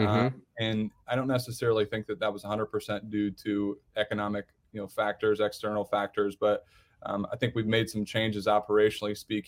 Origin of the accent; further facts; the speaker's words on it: Indiana, United States; originally born and bred in Indiana, and so yes, go Hoosiers, absolutely.